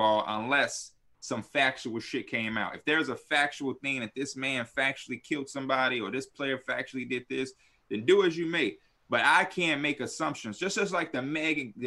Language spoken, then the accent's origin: English; Chicago, Illinois, United States; I'm from Chicago. I'm from the hood of Chicago, the slums, the dirt